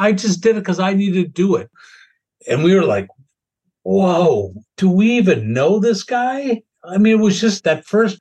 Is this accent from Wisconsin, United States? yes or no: yes; Wisconsin, United States; moved away as an adult; also born or lived in New York; we grew up with in Wisconsin